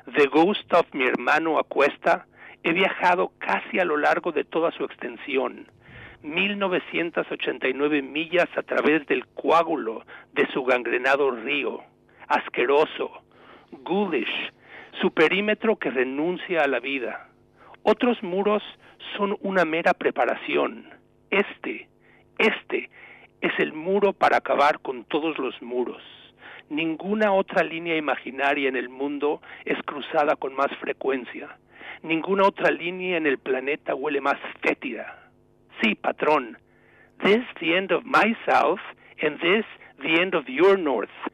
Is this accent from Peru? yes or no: no; Mexico; moved away as an adult; also born or lived in New England, United States; now in United States